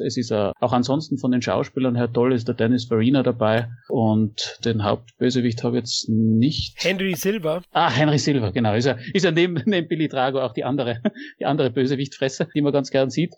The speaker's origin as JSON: {"language": "German", "country": "Austria", "said": "bei uns in Österreich"}